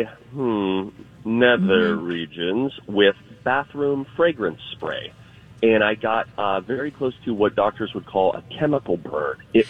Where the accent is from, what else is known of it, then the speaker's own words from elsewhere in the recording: Midwest, United States; I'm from the Midwest.